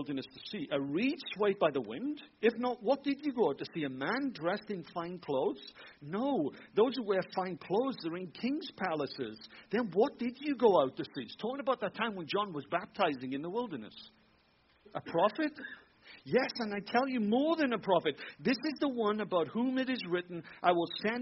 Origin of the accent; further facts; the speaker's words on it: Wales, United Kingdom; moved away as an adult; also born or lived in Tampa, Florida, United States / Germany; now in Michigan, United States; I'm a Welshman in Wales.